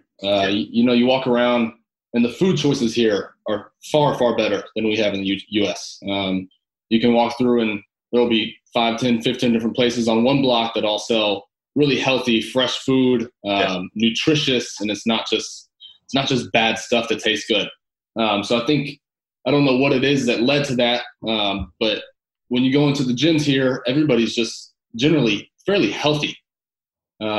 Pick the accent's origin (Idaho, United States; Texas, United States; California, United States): Texas, United States; moved away as an adult; now in London, United Kingdom; I grew up in Texas my whole life